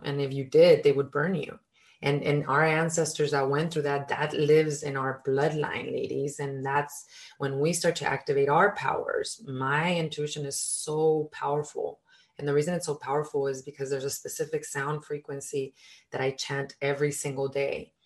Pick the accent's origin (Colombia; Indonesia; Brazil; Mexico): Mexico; I was born in Mexico, and in our culture